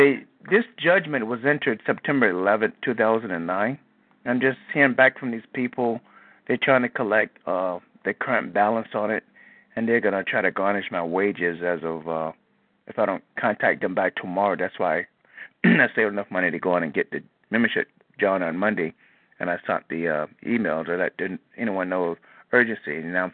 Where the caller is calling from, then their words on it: Moreno Valley, California, United States; I'm calling you from California